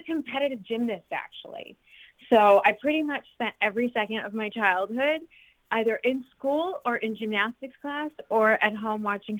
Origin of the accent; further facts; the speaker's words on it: Ashtabula, Ohio, United States; moved away; I am originally from a little town in Northeast Ohio called Ashtabula.